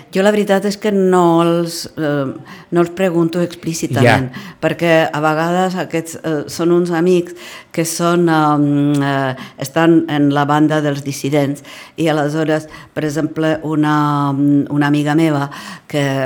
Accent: Prague, Czechia; Catalan is a second language; moved away; sóc d'aquella mateixa part d'Europa, diguem-ne, eh, sóc de Praga

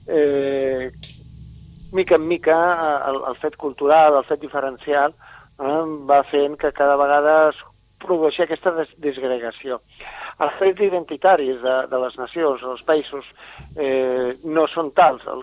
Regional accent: Catalonia, Spain; i en realitat som catalans i fixeu-vos que en un país tan petit

